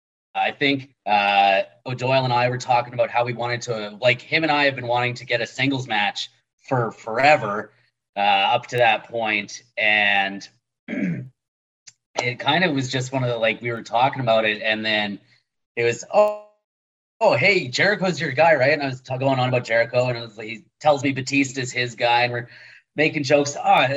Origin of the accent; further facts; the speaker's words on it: Winnipeg, Manitoba, Canada; I'm from Winnipeg, you idiot